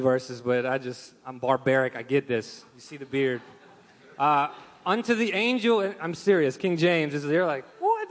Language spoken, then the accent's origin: English; Russia; moved away; I'm from Russia